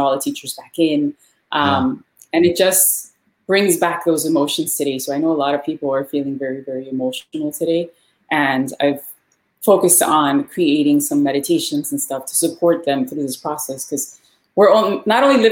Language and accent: English; Miami, Florida, United States; Born and raised in Miami. Actually born in Hialeah, which is part of Miami. But I've lived here my whole life